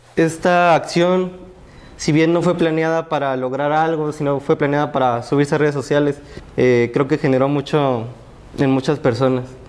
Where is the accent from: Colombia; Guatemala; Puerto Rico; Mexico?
Mexico; nosotros como mexicanos